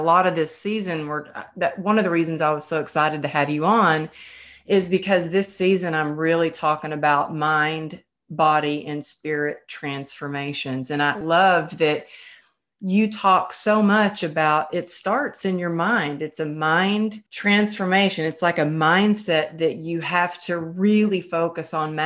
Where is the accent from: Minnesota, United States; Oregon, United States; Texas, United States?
Texas, United States; moved away; my hometown, the small town